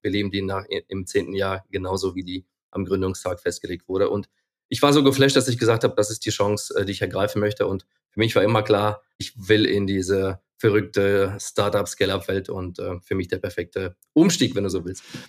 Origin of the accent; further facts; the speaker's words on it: Ukraine; now in Germany; Ich bin geboren und aufgewachsen in der Ukraine